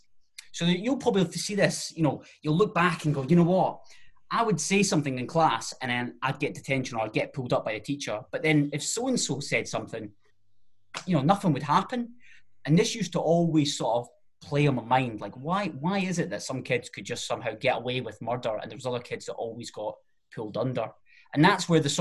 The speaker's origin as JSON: {"language": "English", "town": "Alloa", "region": "Scotland", "country": "United Kingdom", "tie": "born or raised there", "said": "I'm originally from Alloa"}